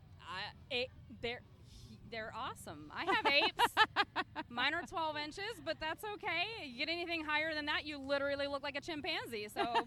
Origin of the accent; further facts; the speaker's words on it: Daytona Beach, Florida, United States; I was born and raised in Daytona Beach.